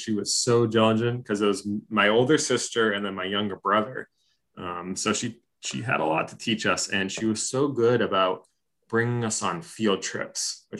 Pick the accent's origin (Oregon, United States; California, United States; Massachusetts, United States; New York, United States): Massachusetts, United States; Franklin; moved away; also born or lived in North Florida; I grew up in Franklin, Bellingham area of Massachusetts.